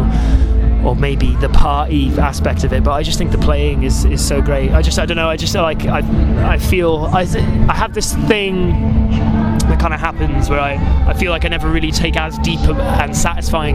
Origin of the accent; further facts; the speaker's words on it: Barry, Wales, United Kingdom; also born or lived in Dagenham / London; I was only there until I was like 3 years old and then moved to Barry. South Wales. So a Welshman